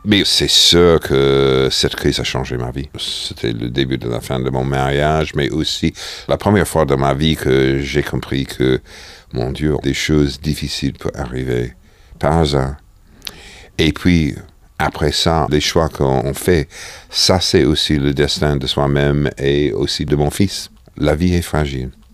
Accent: New York, United States; French is a second language; moved away; J'ai grandi à New York dans un appart de 65 mètres carrés.

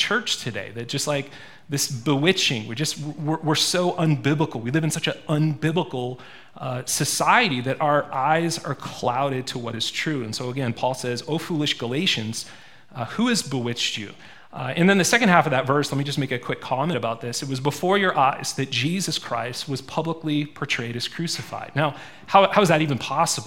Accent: Maine, United States; also born or lived in Springfield, Missouri; now in Montana, United States; I didn't grow up in Montana. I grew up in Maine.

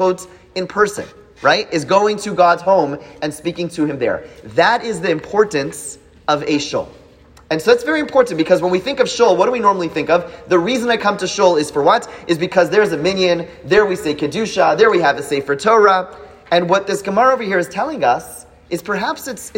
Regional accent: Canada; moved away; as a Canadian

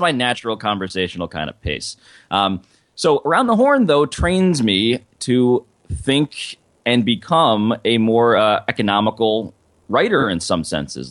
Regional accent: New York, United States; I'm from New York

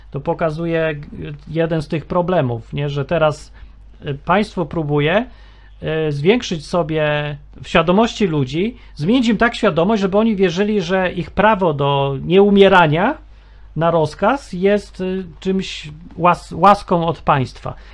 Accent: Kraków, Lesser Poland, Poland; urodziłem się w Krakowie

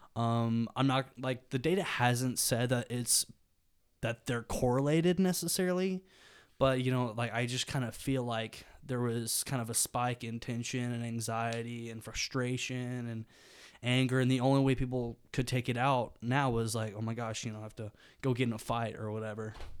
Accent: Birmingham, Alabama, United States; moved away as an adult; now in Oxford, Mississippi, United States; I'm from Birmingham, Alabama

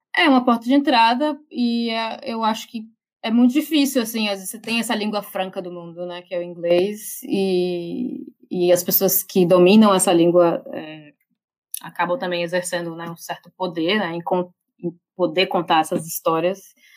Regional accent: Brazil; also born or lived in Salvador / São Paulo / London; Eu, como brasileira, tipo, eu nem sou europeia

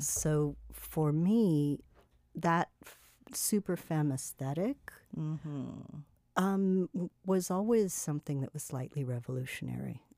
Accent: California, United States; moved away; I grew up with in California

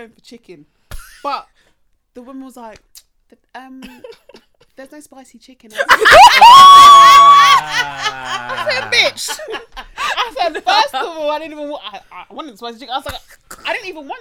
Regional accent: England, United Kingdom

